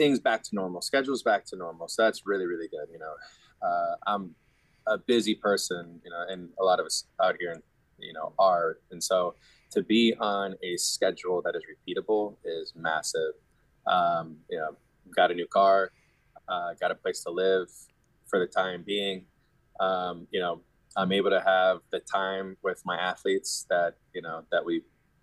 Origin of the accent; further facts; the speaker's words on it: Florida, United States; I grew up in Florida